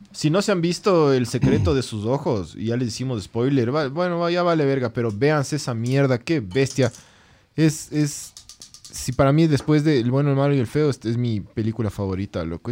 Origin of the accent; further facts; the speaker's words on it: Quito, Pichincha, Ecuador; somos, somos de Quito